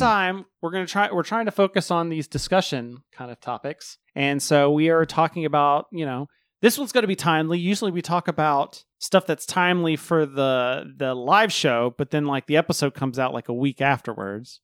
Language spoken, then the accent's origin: English; the South, United States; I was born and raised in the South